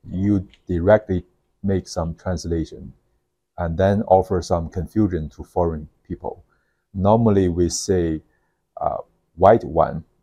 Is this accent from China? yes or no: yes; Northeast China, China; English is a second language; In my hometown, all the companies are for very heavy industry.